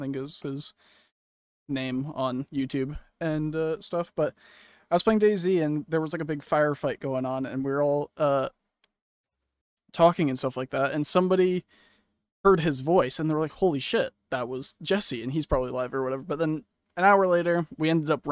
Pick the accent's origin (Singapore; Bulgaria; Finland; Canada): Canada; I'm Canadian